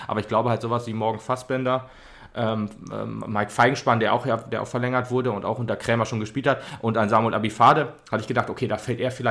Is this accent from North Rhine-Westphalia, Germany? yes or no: no; Frankfurt, Hesse, Germany; born there; sagen, ich möchte wieder zurück gen Frankfurt, sondern ich möchte halt hier bleiben, weil ich jetzt hier meine Heimat sehe und nicht mehr da, wo ich geboren wurde.